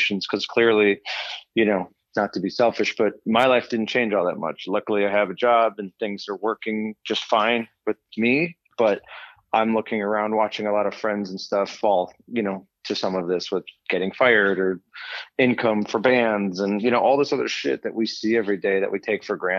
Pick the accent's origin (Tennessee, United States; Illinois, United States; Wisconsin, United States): Illinois, United States; Des Plaines; grew up in Des Plaines.